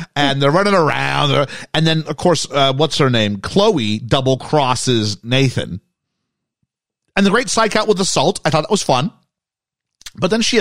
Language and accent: English; Canada; we were from England, but I was from Canada